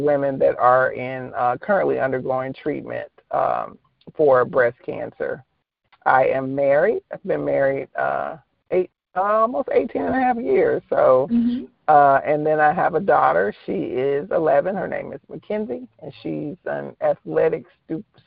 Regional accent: Mississippi, United States; also born or lived in Indiana; now in Dallas, United States; raised in Mississippi

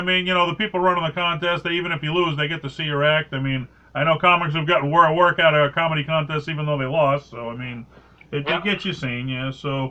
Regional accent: Massachusetts, United States; I was from Mass

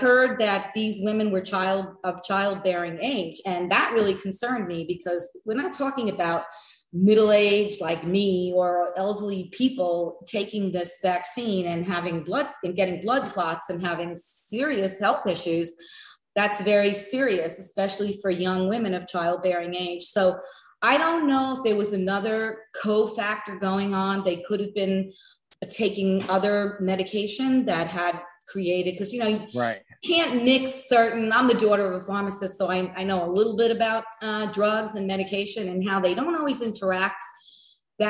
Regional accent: New York, United States; moved away as an adult; also born or lived in the American West; now in Florida, United States; I'm originally from New York. I made what I call my escape back in 96 and moved out west to the Wild West. And I lived out there for over two decades before relocating to Florida

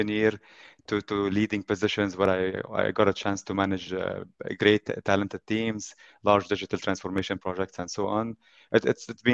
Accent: Lebanon; now in Abu Dhabi, United Arab Emirates; I come originally from Lebanon. This is where I was born and raised. And I moved at also a very young age to the United Arab Emirates, specifically Abu Dhabi city.

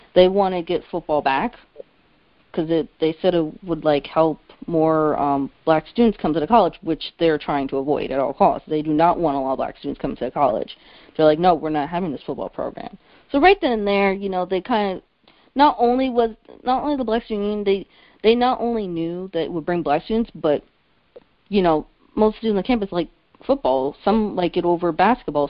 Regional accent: New Jersey, United States; I was from Central Jersey

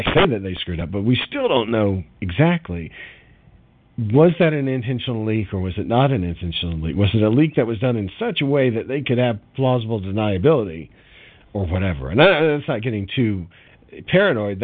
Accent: United States; as an American

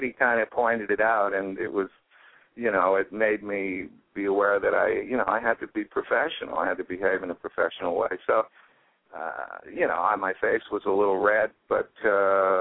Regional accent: Toronto, Ontario, Canada; also born or lived in Ottawa; I was born in Toronto, I ended up in Ottawa, which is the capital of the country, when I was a teenager, and that's where I started playing

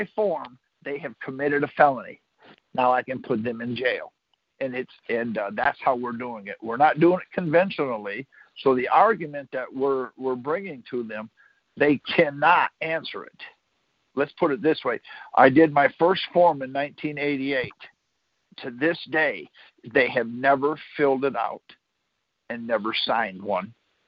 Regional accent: Michigan, United States; moved away; I'm from Michigan originally

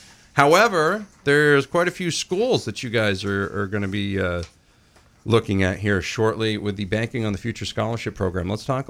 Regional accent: Dixfield, Maine, United States; when I lived in Dixfield growing up in Maine

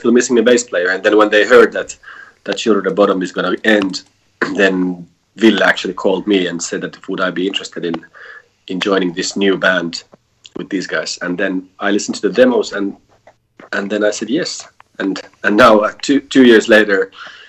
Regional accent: Helsinki, Uusimaa, Finland; we are four guys from Helsinki

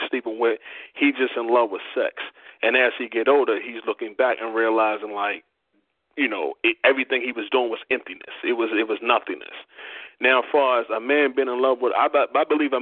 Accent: Baltimore, Maryland, United States; moved away as an adult; now in Georgia, United States; I'm actually originally from Baltimore, Maryland.

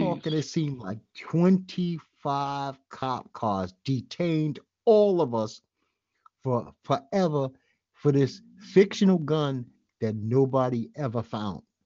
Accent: New York City, New York, United States; by now I'm a well-schooled Brooklynite

